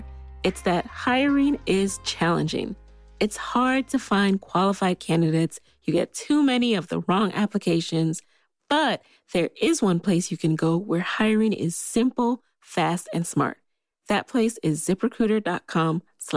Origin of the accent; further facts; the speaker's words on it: New York City, New York, United States; I grew up in the Bronx